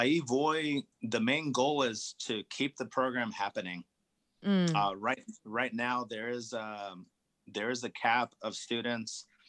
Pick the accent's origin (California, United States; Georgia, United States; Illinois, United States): California, United States; the thicker skin grapes that I grew up enjoying in Napa Valley